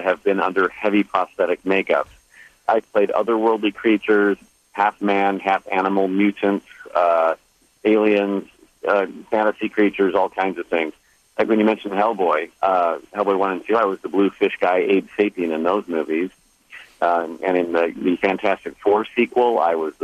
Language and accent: English; Indiana, United States; I grew up in Indiana